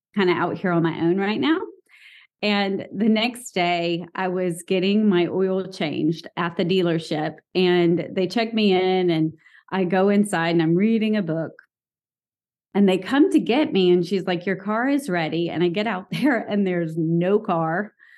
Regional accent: the South, United States; I grew up in the South.

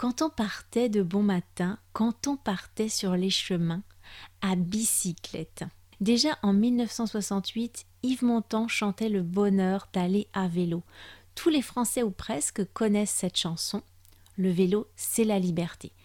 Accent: France; also born or lived in Brittany; je suis française

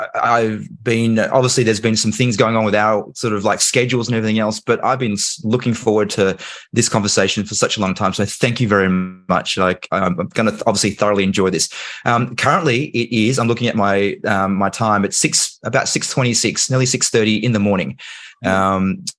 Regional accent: Australia; accent: Australian; also born or lived in Hong Kong; I obviously live in Australia. That's why I have this accent. However, I was born in Hong Kong. And so when I was 3, my parents, my dad had an opportunity to work overseas. And so he came to Australia.

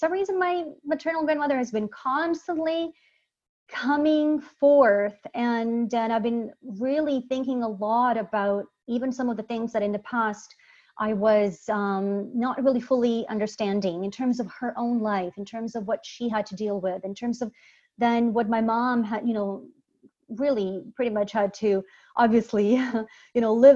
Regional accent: Sarajevo, Bosnia & Herzegovina; moved away; also born or lived in Croatia; I'm originally from Bosnia, Sarajevo, Bosnia.

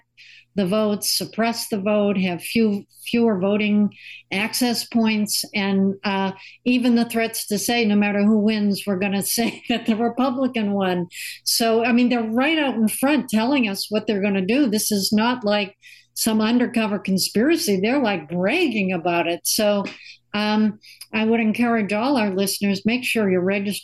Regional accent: Massachusetts, United States; I was the Assistant Secretary of State in Massachusetts, my home state

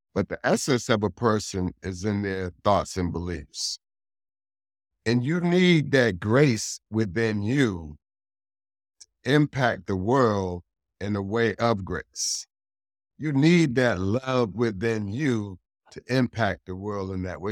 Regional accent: Hartford, Connecticut, United States; I'm born and raised in Hartford, Connecticut

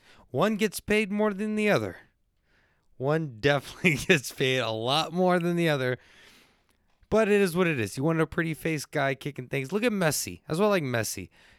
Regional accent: San Antonio, Texas, United States; I'm from San Antonio, but I grew up with the good stuff.

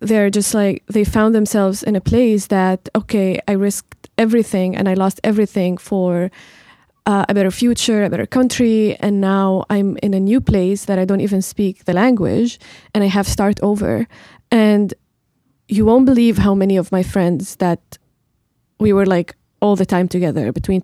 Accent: Jableh, Latakia Governorate, Syria; I'm from Jeble

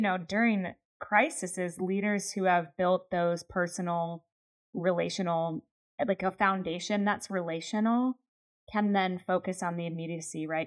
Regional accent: Pennsylvania, United States; I grew up in Pennsylvania.

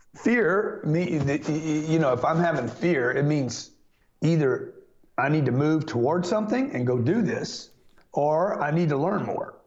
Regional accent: Lake Charles, Louisiana, United States; I grew up in Lake Charles

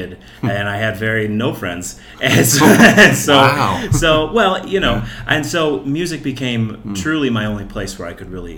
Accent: Cleveland, Ohio, United States; I was born in Cleveland, Fairview Park Hospital

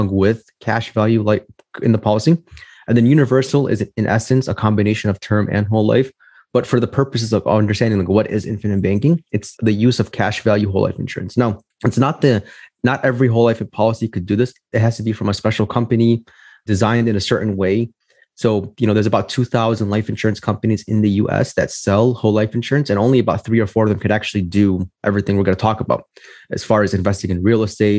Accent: Chicago, Illinois, United States; I'm from Chicago, Illinois, born and raised here

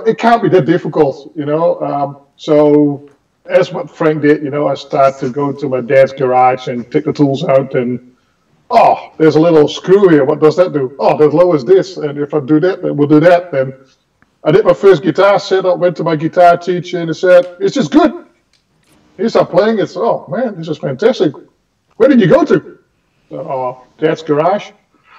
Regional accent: Enschede, Overijssel, Netherlands; a music store in my hometown in Enschede

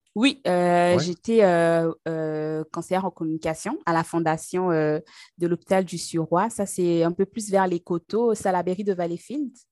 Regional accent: Brazzaville, Republic of the Congo; also born or lived in Pointe-Noire, Congo; now in Canada; je suis née au Congo, Congo-Brazzaville, donc c'est en Afrique centrale. Et au Congo-Brazzaville, en fait, il y a une ville qui s'appelle Pointe-Noire, donc c'est là-bas que, je suis née. Et ensuite, j'ai grandi à Brazzaville

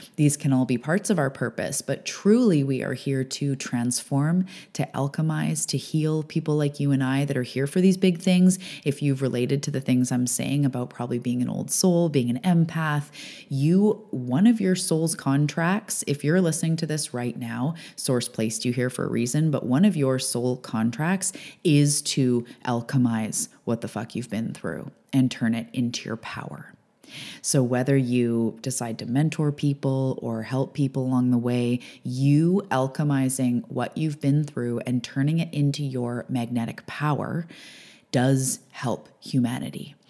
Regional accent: Canada; I'm a Canadian and an island girl

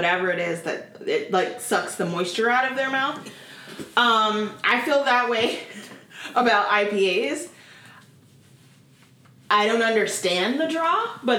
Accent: Oregon, United States; I grew up in Oregon

